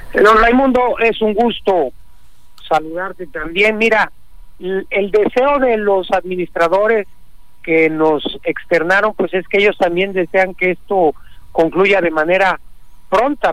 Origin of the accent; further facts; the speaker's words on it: Mexico; todos somos mexicanos